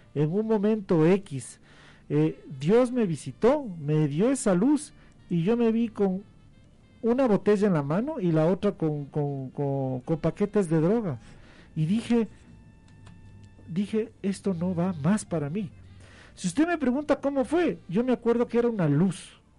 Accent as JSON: {"language": "Spanish", "country": "Ecuador", "said": "como muchos ecuatorianos"}